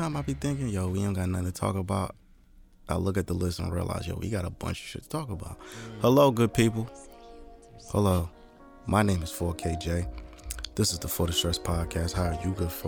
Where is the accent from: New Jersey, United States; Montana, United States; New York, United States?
New Jersey, United States; Jersey City; I was born in Jersey City